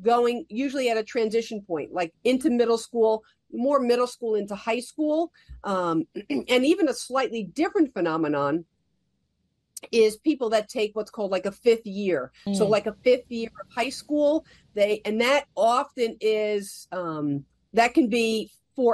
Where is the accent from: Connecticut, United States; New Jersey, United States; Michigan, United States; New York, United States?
New Jersey, United States; I grew up in New Jersey